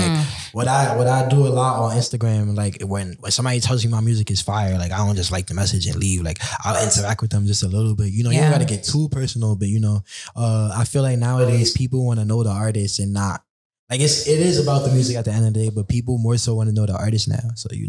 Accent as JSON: {"language": "English", "town": "Brooklyn", "region": "New York", "country": "United States", "said": "I'm from Brooklyn, New York."}